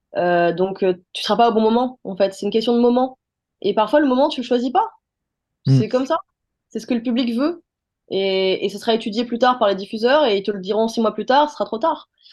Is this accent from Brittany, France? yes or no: no; Les Mureaux, Île-de-France, France; also born or lived in Paris; Je viens des Mureaux